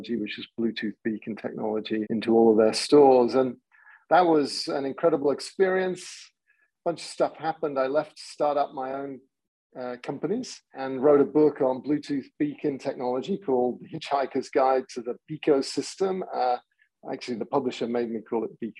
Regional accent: England, United Kingdom; moved away as an adult; now in San Diego, United States; I grew up in England, but found my way via a whole bunch of technology companies to San Diego

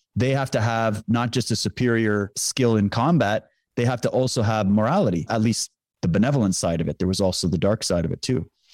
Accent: Saskatchewan, Canada; I grew up in Saskatchewan

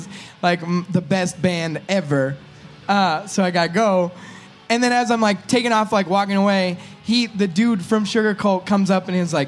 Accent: California, United States; we're from California

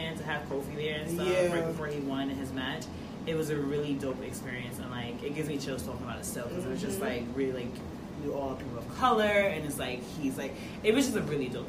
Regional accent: New York City, New York, United States; first language English; I'm dead ass from Queens, bro. Like Astoria.

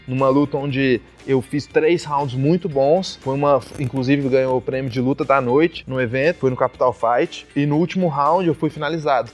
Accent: Brazil; first language Portuguese; also born or lived in United States; Quando eu mudei para o Brasil com seis anos, minha mãe tomou uma decisão de só conversar comigo em inglês.

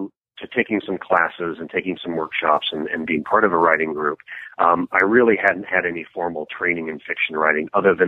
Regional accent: Seattle, Washington, United States; moved away as an adult; now in California, United States; I had been born and raised in Seattle and lived my entire life there until about 9 or 10 years

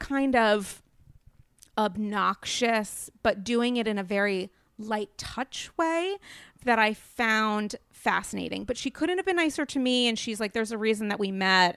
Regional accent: New England, Rhode Island, United States; now in New York City, United States; I'm from New England. I have Rhode Island manners.

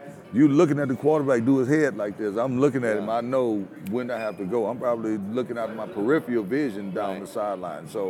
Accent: Louisiana, United States; to be from Louisiana and my hometown to only be about 55 miles from New Orleans

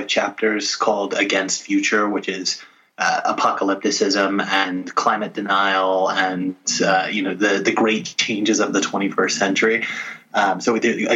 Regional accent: Little Rock, Arkansas, United States; I grew up in Little Rock, Arkansas

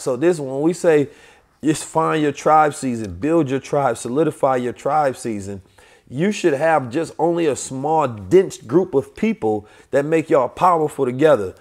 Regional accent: St. Louis, Missouri, United States; also born or lived in Oakland, California; I'm from Oakland, California, grew up in Saint Louis

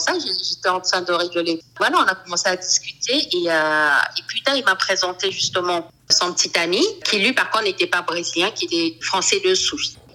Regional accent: Cameroon; now in Paris, France; J'habite à Paris. Je suis camerounaise

